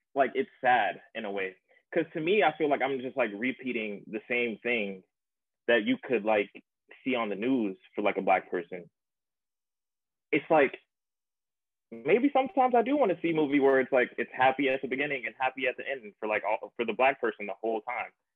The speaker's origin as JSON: {"language": "English", "town": "Myrtle Beach", "region": "South Carolina", "country": "United States", "said": "I'm from Myrtle Beach, South Carolina"}